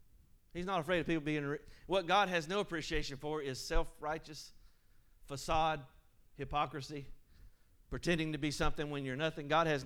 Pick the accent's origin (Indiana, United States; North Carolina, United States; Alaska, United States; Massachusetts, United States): North Carolina, United States; Marshville; now in Peachland, United States; Now, I have adopted Peachland as my home. I love Peachland. But I'm from Marshville, and I went to Forest Hills.